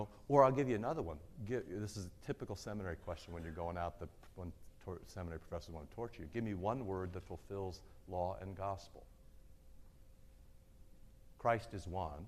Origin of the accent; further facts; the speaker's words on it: Iowa, United States; I moved into the city in fifth grade, so I was pre-fifth grade. But, you know, I grew up in Iowa